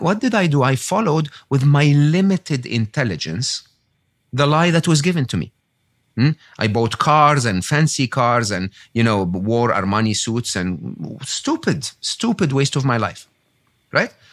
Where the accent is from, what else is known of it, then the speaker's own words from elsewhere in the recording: Egypt; moved away; I was born and raised in Egypt